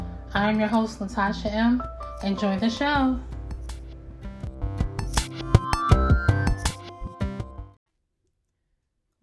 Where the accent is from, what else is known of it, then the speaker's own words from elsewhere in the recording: Philadelphia, Pennsylvania, United States; also born or lived in Upper Darby, Pennsylvania; I am from Germantown